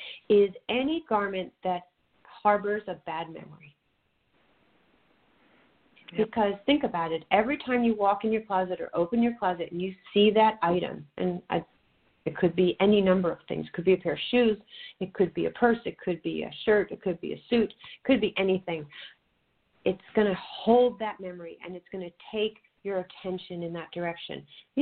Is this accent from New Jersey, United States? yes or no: no; New York, United States; now in California, United States; even though you and I live in California, I'm a New Yorker, I still swap out my closets.